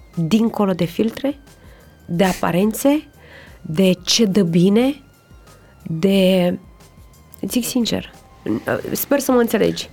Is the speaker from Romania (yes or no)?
yes; Romania; moved away; also born or lived in United States; suntem români